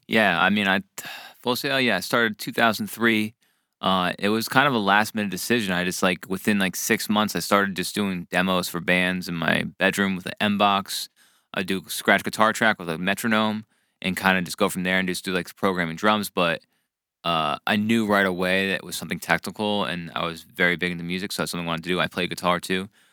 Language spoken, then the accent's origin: English; New Jersey, United States; I grew up in New Jersey